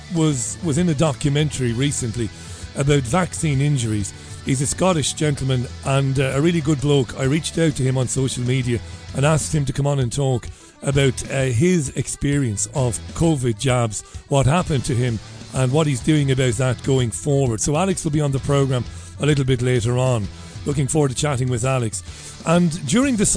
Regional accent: Ireland; I'm an Irishman

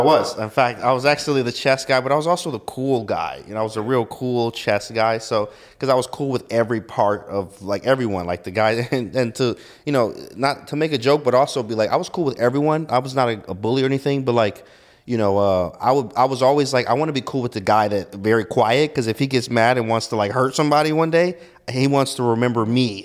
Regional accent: Detroit, Michigan, United States; moved away; I'm from Detroit, Michigan

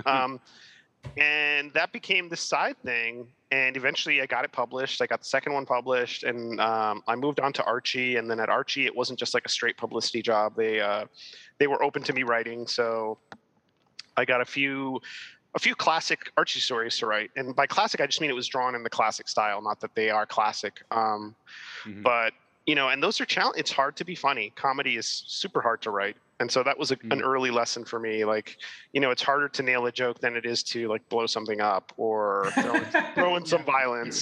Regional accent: Miami, Florida, United States; now in New York, United States; I was born and raised in Miami, and uh, my parents are Cuban, so I'm Cuban American

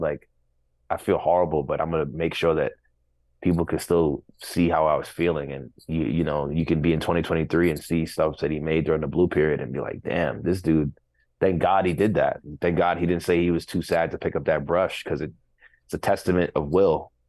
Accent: New York City, New York, United States; to say that I'm from Flatbush

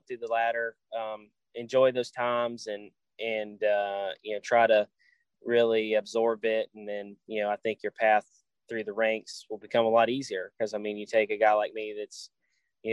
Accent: Nashville, Tennessee, United States; I'm from the Nashville area

